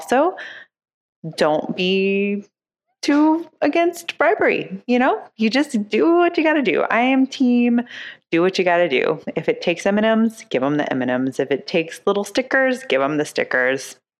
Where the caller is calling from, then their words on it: Dayton, Ohio, United States; from Dayton